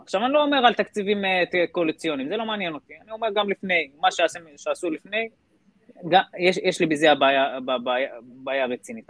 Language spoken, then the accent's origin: Hebrew; Israel; גדלתי בכפר בדואי